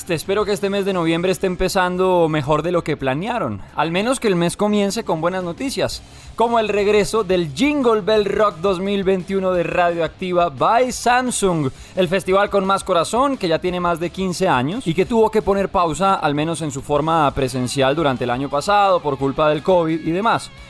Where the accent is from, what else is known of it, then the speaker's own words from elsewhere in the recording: Armenia, Quindío, Colombia; …, Armenia, que es banda del rock de mi pueblo